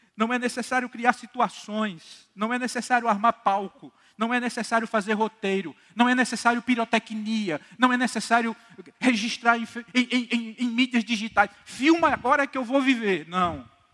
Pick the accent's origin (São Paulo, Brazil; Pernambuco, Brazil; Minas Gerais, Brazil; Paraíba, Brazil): Paraíba, Brazil; Campina Grande; also born or lived in Recife; eu sou daqui de Campina Grande, sou congregacional